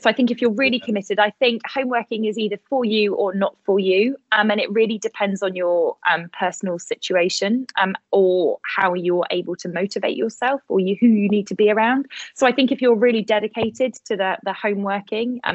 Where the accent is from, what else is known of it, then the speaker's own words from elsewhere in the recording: Bath, South West England, United Kingdom; now in Bournemouth, United Kingdom; I was born in Bath